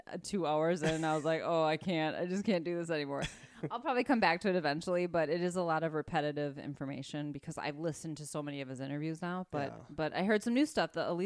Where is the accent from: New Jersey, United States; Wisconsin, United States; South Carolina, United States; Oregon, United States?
Wisconsin, United States; accent: Wisconsin; our Wisconsin accents